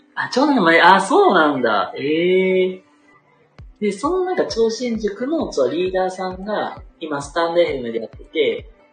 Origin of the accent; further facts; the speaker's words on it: Kansai, Japan; accent: Kansai intonation; 僕関西人です。液水の関西人です。